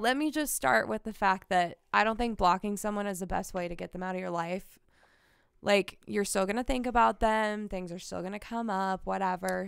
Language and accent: English; Kansas City, United States; born and raised in Kansas City.